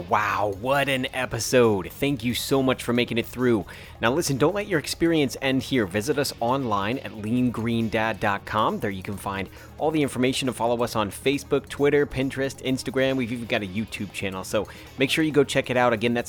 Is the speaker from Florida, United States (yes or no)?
yes; Orlando, Florida, United States; You're coming to my hometown. You're coming to Orlando.